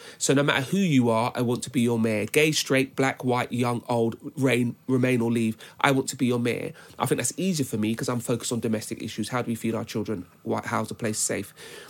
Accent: London, United Kingdom; my focus is London. I've born and bred

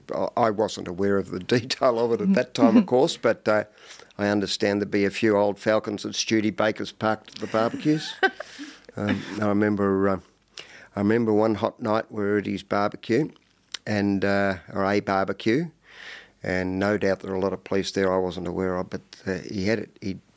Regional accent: Hawthorn East, Victoria, Australia; but I grew up in East Hawthorne.

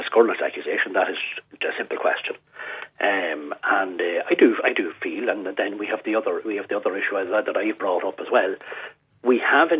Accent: Cavan, Ulster, Ireland; I'm from Cavan

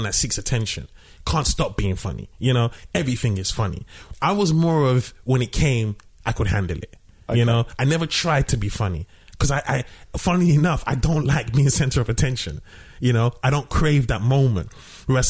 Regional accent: London, United Kingdom; I grew up in London.

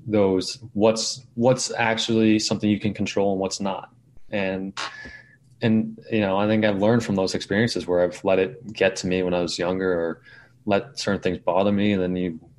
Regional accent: outside New York City, United States; I grew up outside New York City

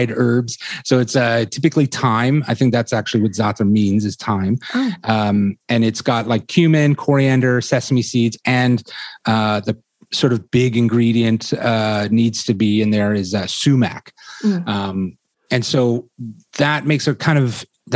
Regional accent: Toronto, Ontario, Canada; also born or lived in England; I was born in Toronto and raised here largely, well, totally, actually.

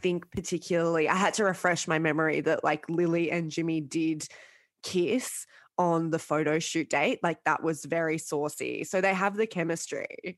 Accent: Sydney, New South Wales, Australia; I grew up in Sydney and I grew up in the northern suburbs

